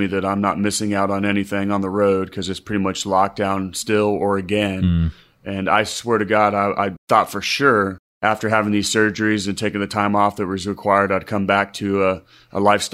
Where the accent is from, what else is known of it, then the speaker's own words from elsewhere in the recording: Midwest, United States; moved away; also born or lived in Charleston, South Carolina; I grew up in the Midwest